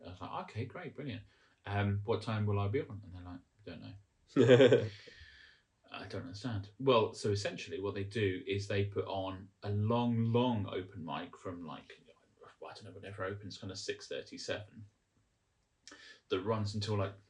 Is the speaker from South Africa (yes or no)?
no; England, United Kingdom; as an English person